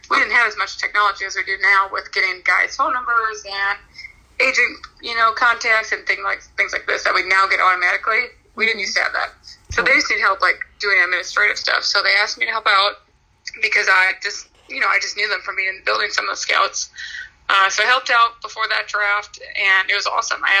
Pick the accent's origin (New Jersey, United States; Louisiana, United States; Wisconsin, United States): Wisconsin, United States; Sheboygan; moved away as an adult; also born or lived in Minnesota; I'm from Sheboygan, Wisconsin. So I'm I grew up close to Green Bay